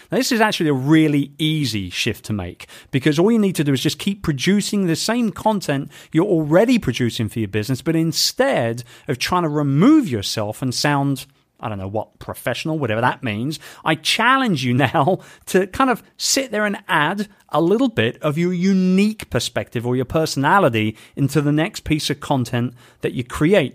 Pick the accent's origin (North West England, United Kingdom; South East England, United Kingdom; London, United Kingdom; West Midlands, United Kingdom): London, United Kingdom; my hometown of London